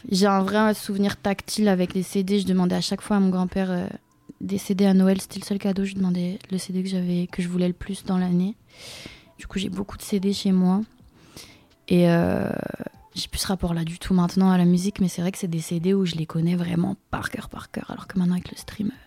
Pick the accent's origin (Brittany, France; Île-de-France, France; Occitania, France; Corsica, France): Brittany, France; Rennes; je viens de Rennes